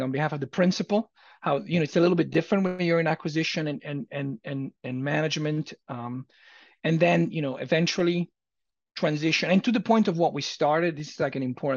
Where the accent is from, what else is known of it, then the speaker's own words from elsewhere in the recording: Italy; moved away as an adult; now in Los Angeles, United States; I was born and raised in Italy. I came to the United States when I was 18